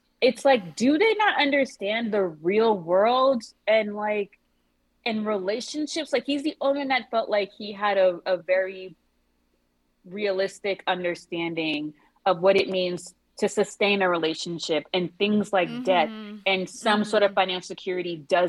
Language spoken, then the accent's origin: English; Haiti; I'm Haitian